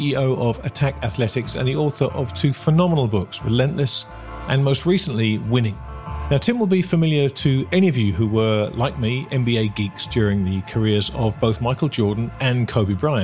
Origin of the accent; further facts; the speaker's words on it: England, United Kingdom; I'm an Englishman with the stiff upper lip problem